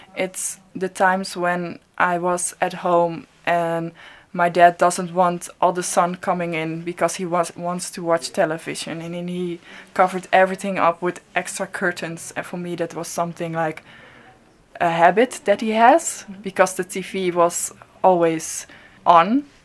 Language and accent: English; Netherlands; I'm from the Netherlands and based in Amsterdam